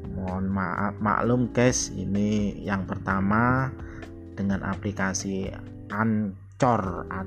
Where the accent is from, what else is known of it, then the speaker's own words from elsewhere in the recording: Java, Indonesia; now in Amurang, Indonesia; asli dari Jawa, namun sekarang ini tinggal di Amurang, Minahasa Selatan, Sulawesi Utara.